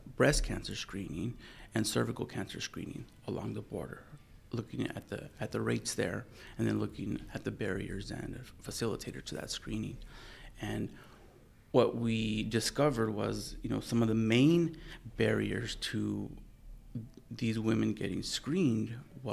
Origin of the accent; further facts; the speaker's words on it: Las Cruces, New Mexico, United States; I was born and raised in Las Cruces, New Mexico